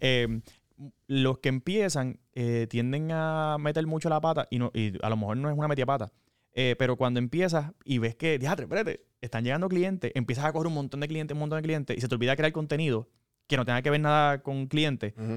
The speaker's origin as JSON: {"language": "Spanish", "town": "Corozal", "country": "Puerto Rico", "said": "yo soy de Corozal"}